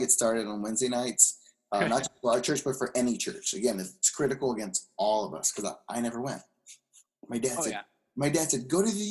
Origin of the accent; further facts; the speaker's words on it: Carson, California, United States; I grew up Los Angeles Unified School District, Carson, born and raised in small town, Carson, refinery town